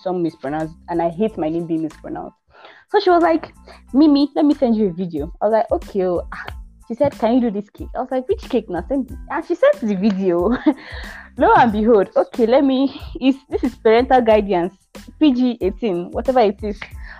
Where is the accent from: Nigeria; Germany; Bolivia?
Nigeria; Abia; I'm from Abia State.